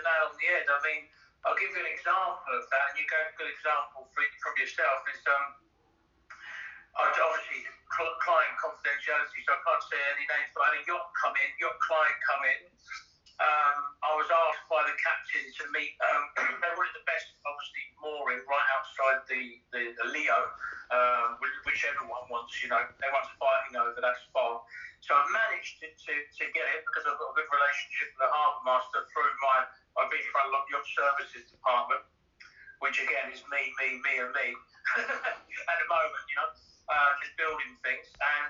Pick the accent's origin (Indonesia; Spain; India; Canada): Spain; Ibiza, Balearic Islands; also born or lived in London / Dubai / Barcelona; So I lived back in my hometown, Brian, lived in London, lived in Dubai, lived in Barcelona. So from Barcelona, then Dubai. And then I was like, right, I'm going home. And I knew, home meaning Ibiza